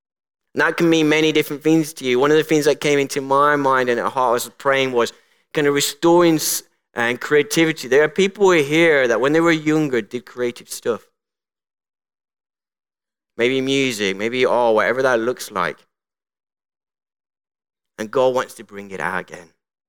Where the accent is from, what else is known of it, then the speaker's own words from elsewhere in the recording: Colombia; born there; I was called Colombia. And for those who don't know, I was born in the Republic of Colombia.